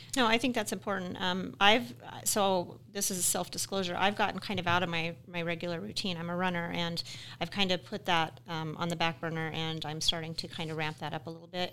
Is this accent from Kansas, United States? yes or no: no; Utah, United States; now in Wyoming, United States; I'm from Utah originally